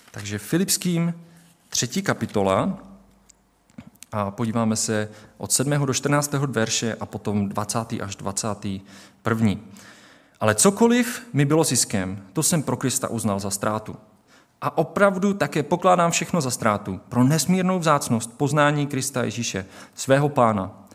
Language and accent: Czech; Czechia; my tady v České republice jako Češi